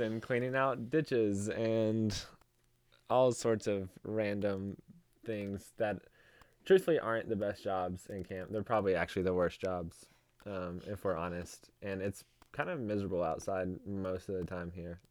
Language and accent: English; Knoxville, Tennessee, United States; I am from Knoxville, Tennessee